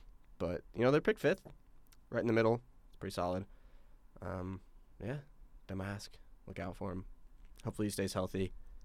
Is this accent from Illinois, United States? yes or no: yes; Peoria, Illinois, United States; Peoria loves him. My hometown team.